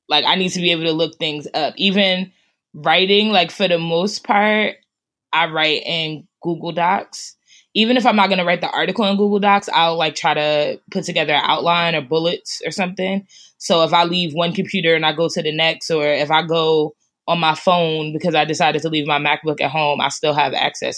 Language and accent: English; Newark, New Jersey, United States; also born or lived in Irvington, New Jersey; I grew up in Newark and Irvington